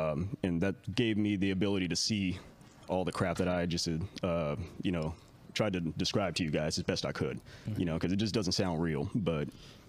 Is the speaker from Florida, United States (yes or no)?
no; Castro Valley, California, United States; also born or lived in Hayward; Castro Valley, Hayward, okay. Foster care kicked me all over the place.